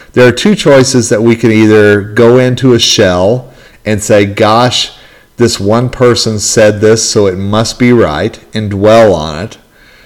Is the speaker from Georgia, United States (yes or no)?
no; northern Colorado, United States; my hometown yesterday here in northern Colorado